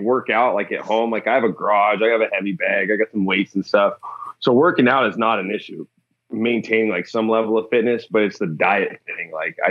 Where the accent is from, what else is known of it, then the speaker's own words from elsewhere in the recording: Newport, Washington, United States; I grew up in Newport, Washington, which is like way north of here, pretty close to Canada